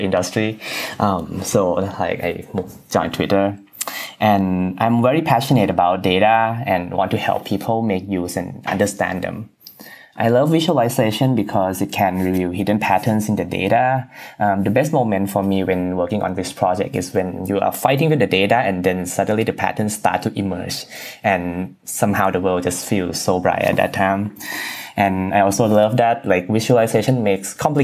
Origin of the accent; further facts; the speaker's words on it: Bangkok, Thailand; moved away as an adult; also born or lived in Maryland, United States; now in United States; I was born and raised in Bangkok, Thailand